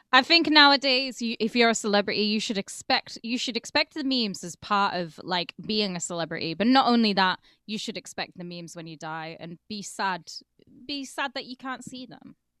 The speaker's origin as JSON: {"language": "English", "country": "United Kingdom"}